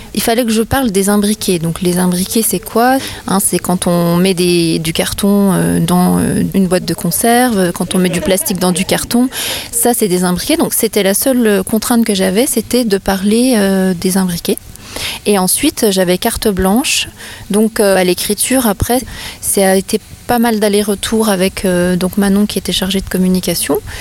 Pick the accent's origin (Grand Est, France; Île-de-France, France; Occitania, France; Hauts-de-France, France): Grand Est, France; Vosges; je suis comédienne humoriste vosgienne